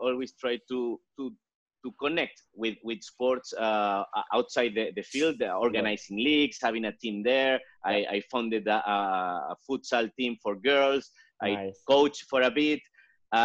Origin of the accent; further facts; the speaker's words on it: Venezuela; I was born and raised in Venezuela. It's my home country.